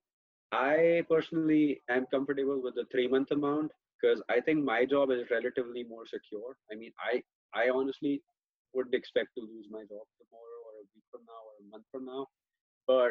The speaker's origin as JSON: {"language": "English", "country": "India", "moved": "as an adult", "lives_now": "United States", "said": "I am from India, if you couldn't tell by my accent by now."}